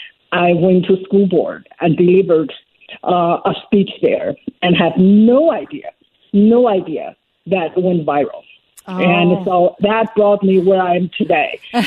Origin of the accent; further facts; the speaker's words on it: China; moved away as an adult; now in United States; Yes, I was born in China, in Mao's China, and I lived through the whole Cultural Revolution.